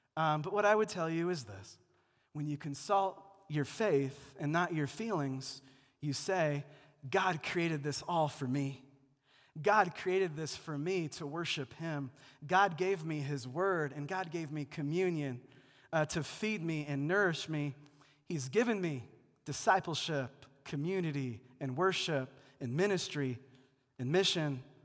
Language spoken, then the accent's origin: English; Seattle, Washington, United States; also born or lived in Missouri; now in Denver, United States; Also in Seattle, it's gloomy and rainy for nine months of the year. Uh, that's my hometown